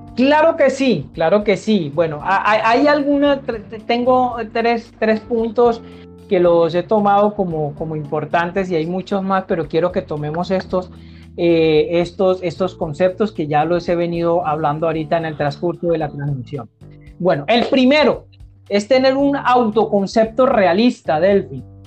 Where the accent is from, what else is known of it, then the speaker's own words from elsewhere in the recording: Barrancabermeja, Santander, Colombia; desde mi querida Colombia y desde mi ciudad natal Barranca Bermeja